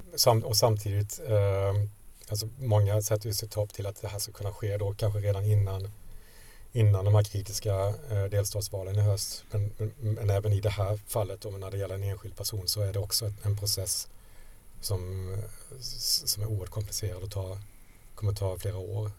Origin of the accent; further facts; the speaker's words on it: Sweden; jag är från Sverige, eh, eh, journalist